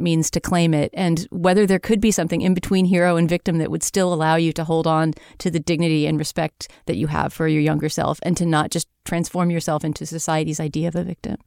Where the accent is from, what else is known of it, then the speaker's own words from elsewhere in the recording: United States; a lowly Yank